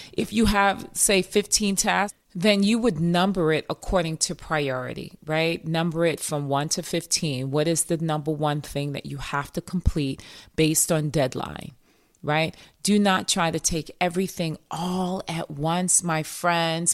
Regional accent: New York, United States; accent: New York; my New York accent

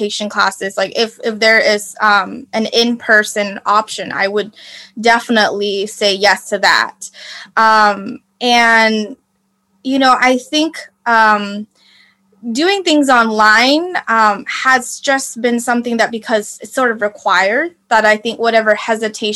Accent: United States; I'm Vietnamese American

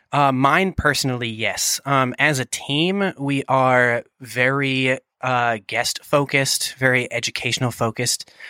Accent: Boston, Massachusetts, United States; moved away; I'm from New England originally, the greater Boston area

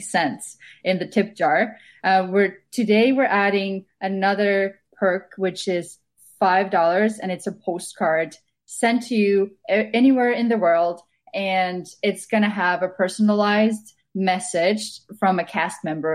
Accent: Estonia; moved away as an adult; now in Vancouver, Canada; Originally, I'm from Estonia, so I've been living in Canada for the past six years.

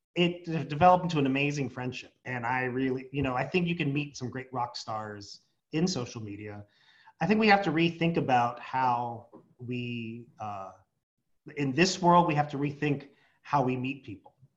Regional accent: San Diego, California, United States; my hometown, San Diego

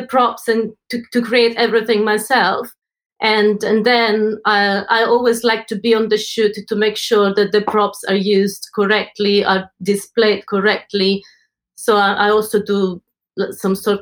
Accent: Italy; moved away as an adult; now in London, United Kingdom; I'm from Italy, and I've been in London for the last 15 years.

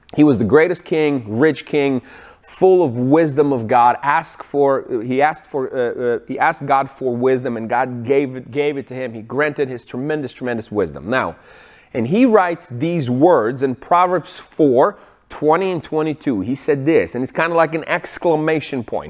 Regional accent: Ukraine; moved away; I grew up in Ukraine

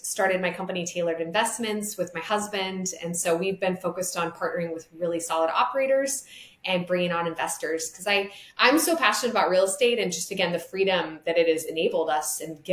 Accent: Montana, United States; now in Lynchburg, United States; my background is I came from Montana.

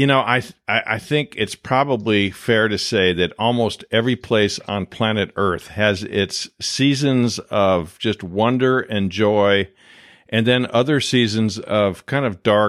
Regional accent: Midwest, United States; moved away; growing up in the Midwest

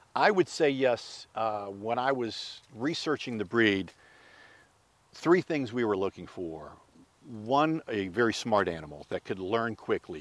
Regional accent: Pittsburgh, Pennsylvania, United States; moved away; I'm originally from Pittsburgh

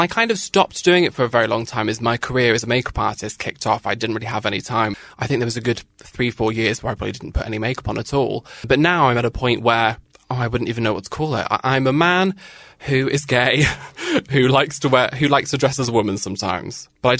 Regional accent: Northern Ireland, United Kingdom; accent: British; growing up in Northern Ireland with a British accent, with army family, and being quite camp.

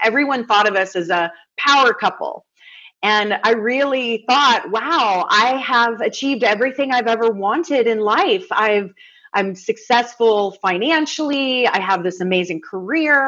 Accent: the South, United States; I grew up in the South where hospitality and kindness is an art form.

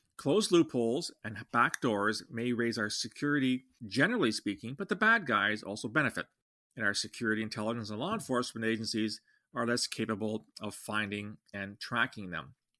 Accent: Canada; I'm a Canadian, not an American.

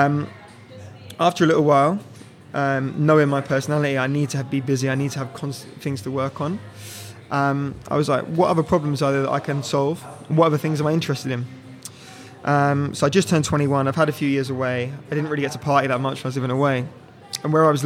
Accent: Norwich, East of England, United Kingdom; I grew up in Norwich. It's kind of a rural city, about 2 hours from London.

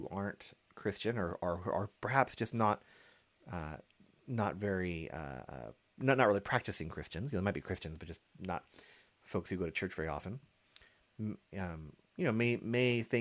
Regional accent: United States; growing up unchurched, as an American, in kind of the American culture, general American culture

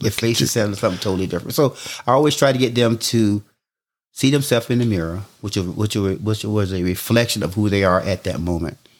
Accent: Jesup, Georgia, United States; I grew up in Southeast Georgia, a town called Jessup, Georgia

